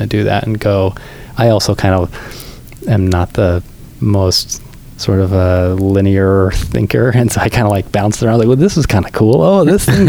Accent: California, United States; also born or lived in Michigan; we're both from California

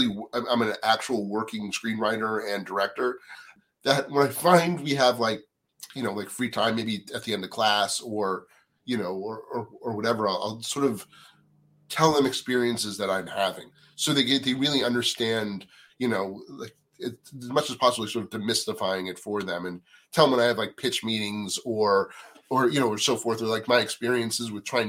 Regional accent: East Coast, United States; Well, first of all, I didn't know anybody when I came out here. I grew up on the East Coast.

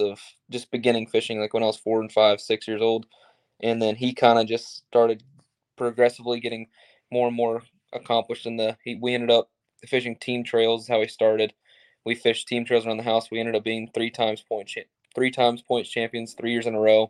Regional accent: Myrtle Beach, South Carolina, United States; I grew up in Myrtle Beach, South Carolina, which is basically on the ocean

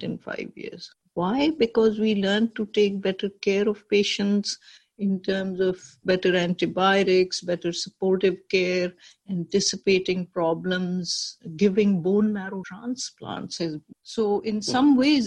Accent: Pakistan; moved away as an adult; now in New York, United States; I grew up in Pakistan

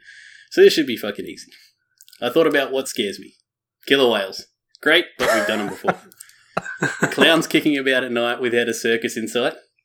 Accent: Australia; Being Australian

